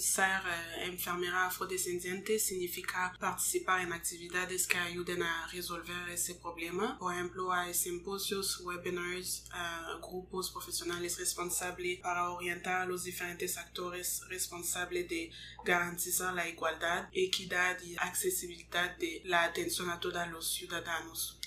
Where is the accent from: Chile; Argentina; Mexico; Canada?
Canada; Montreal, Quebec; Spanish is a second language; yo nací aquí en Canadá, pero mis padres son congoleños, así somos, yo soy también congoleña